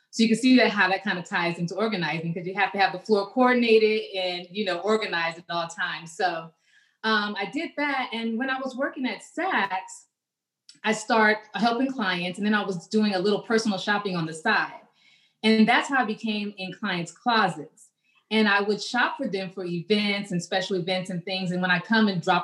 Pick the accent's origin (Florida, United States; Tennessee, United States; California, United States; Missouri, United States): California, United States; Los Angeles; moved away as an adult; also born or lived in Miami; I'm originally from Los Angeles. That's where I grew up. I was raised. And I moved to Miami in my 20s